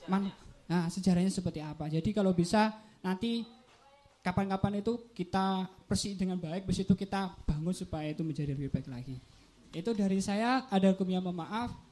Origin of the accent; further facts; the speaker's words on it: Tulungagung, East Java, Indonesia; asal saya dari Kampung Dalam Tulungagung.